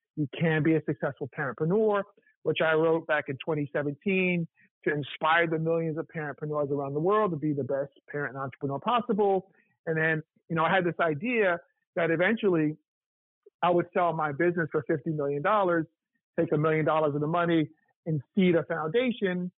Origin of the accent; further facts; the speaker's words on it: New York, United States; moved away as an adult; also born or lived in Appleton, Wisconsin; now in Atlanta, United States; I'm from New York, but I lived. I went to Morehouse. I lived in Atlanta for 12 years